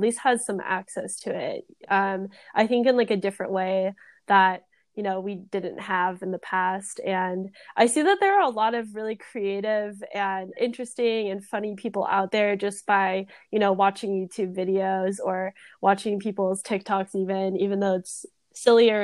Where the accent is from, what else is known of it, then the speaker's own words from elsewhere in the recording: Temecula, California, United States; moved away as an adult; also born or lived in Los Angeles; I went to high school, I grew up around Temecula